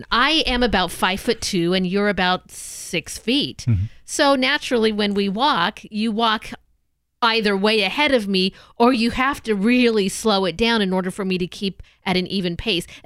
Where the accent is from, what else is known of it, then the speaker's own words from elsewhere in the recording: Southern California, United States; now in Portland, United States; I'm a Southern girl, but I'm a Southern California girl